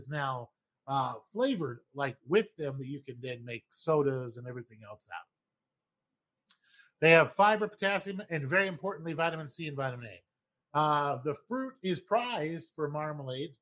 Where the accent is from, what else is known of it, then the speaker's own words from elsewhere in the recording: Idaho, United States; moved away; Growing up in Idaho